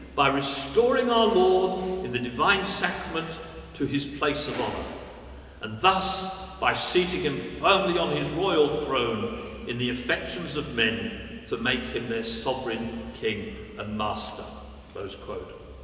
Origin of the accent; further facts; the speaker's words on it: London, United Kingdom; I was born in 1951 in West Norwood, South London